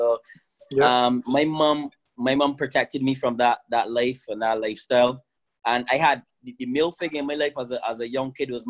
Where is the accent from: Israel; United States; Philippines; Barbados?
Barbados; growing up in Barbados was absolutely amazing. I was raised by six women, my grandmother and her five daughters, including my mom.